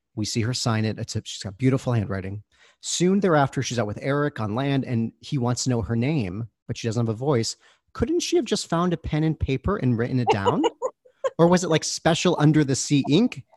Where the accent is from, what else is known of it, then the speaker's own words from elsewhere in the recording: Michigan, United States; I'm from Michigan, we're both Midwestern, Midwesterners